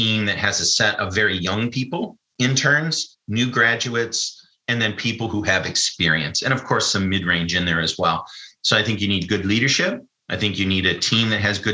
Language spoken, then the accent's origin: English; United States; I'm an American.